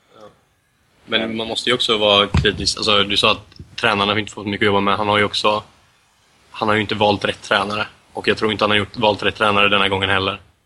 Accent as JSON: {"language": "Swedish", "country": "Sweden", "said": "som svensk medellandsupporter"}